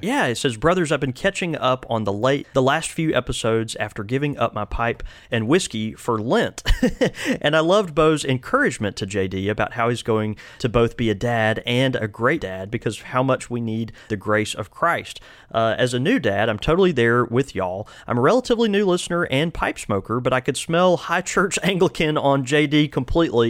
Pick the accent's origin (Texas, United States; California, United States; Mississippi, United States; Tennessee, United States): Mississippi, United States; our fellow Mississippian